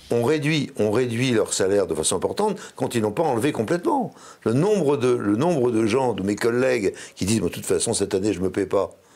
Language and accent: French; Brittany, France; chez moi en Bretagne. Hein. moi en Bretagne, il y, a, une solidarité